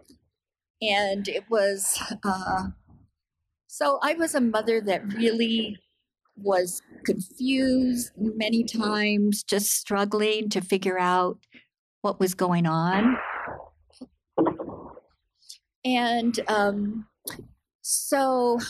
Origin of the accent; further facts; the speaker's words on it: United States; I am Japanese American.